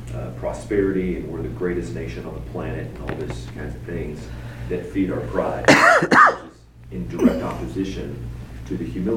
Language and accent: English; United States